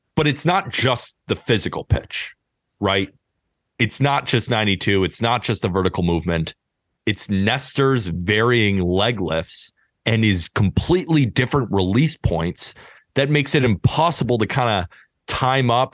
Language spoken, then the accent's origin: English; Santa Barbara, California, United States; I grew up in Santa Barbara, California, going to U C S B baseball games all the time.